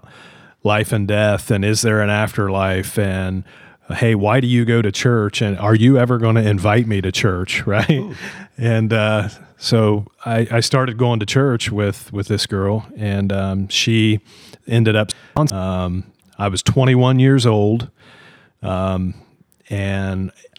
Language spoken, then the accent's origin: English; Logan, Utah, United States; So, born and raised in Logan, lived here my whole life